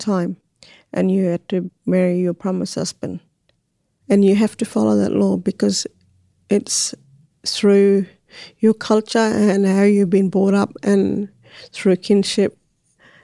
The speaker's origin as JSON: {"language": "English", "area": "Galangal community", "region": "Northern Territory", "country": "Australia", "tie": "born or raised there", "said": "I was born at Galangal community at the old hospital there."}